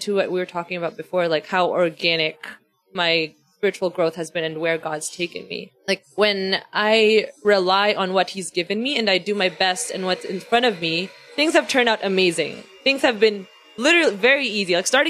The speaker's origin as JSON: {"language": "English", "country": "Philippines", "said": "That's literally the first question people ask me when they find out I'm from the Philippines. Like, why don't you have an accent? And I don't know."}